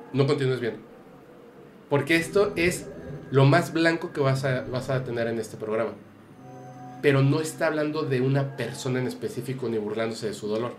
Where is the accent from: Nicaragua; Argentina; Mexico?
Mexico; yo me burlo de la muerte como mexicano